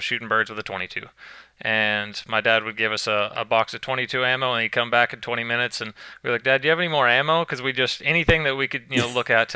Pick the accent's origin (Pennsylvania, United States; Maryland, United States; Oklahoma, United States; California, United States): Oklahoma, United States; Leedey; I grew up in Leedy, Oklahoma